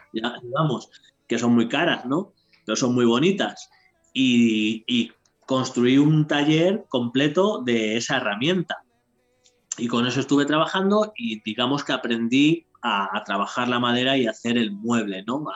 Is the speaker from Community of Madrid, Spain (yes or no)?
yes; Madrid, Community of Madrid, Spain; moved away as an adult; now in Toledo province, Spain; soy de Madrid de toda la vida, pero no, ya, no estoy viviendo ya en Madrid. Estoy en un pueblo que ya pertenece a Toledo